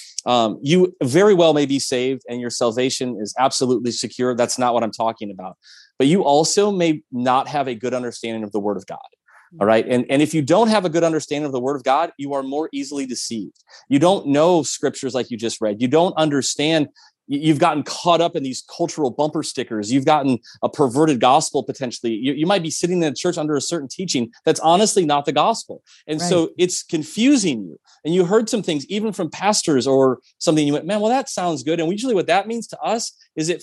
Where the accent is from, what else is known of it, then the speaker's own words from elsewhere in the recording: Midwest, United States; also born or lived in Minnesota; I actually went to school in Minnesota and I'm from the Midwest